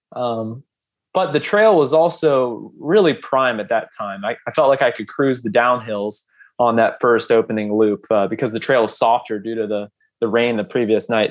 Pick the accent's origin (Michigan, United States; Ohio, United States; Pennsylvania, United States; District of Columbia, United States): Ohio, United States; I'm from Ohio